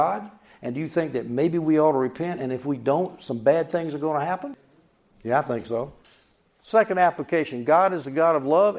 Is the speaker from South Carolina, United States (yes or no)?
yes; South Carolina, United States; I grew up in South Carolina where Bob Jones University is